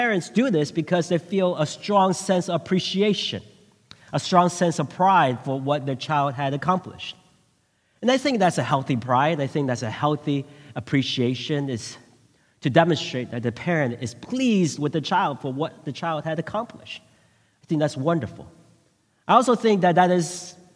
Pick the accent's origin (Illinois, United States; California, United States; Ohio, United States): California, United States; Bay Area; also born or lived in Taiwan; I went to middle school, and it was in the Bay Area.